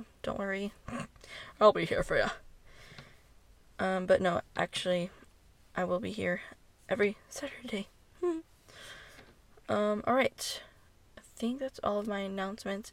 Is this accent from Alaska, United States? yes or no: no; Texas, United States; I'm from Texas